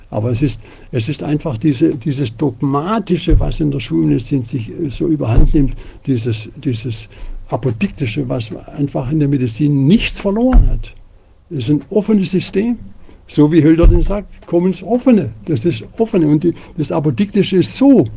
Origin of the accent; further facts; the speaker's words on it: Tübingen, Baden-Württemberg, Germany; Ich komme ja aus Tübingen.